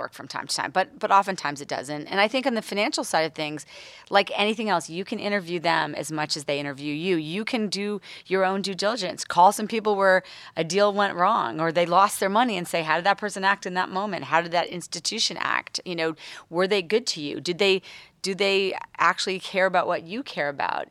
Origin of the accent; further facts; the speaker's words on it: East Coast, United States; moved away as an adult; now in Los Angeles, United States; I moved to L A now almost eleven years ago, but I'm from the East Coast